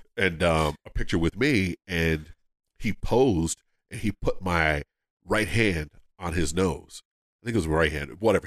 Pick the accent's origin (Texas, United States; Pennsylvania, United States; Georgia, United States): Pennsylvania, United States; Philadelphia; I'm from Philadelphia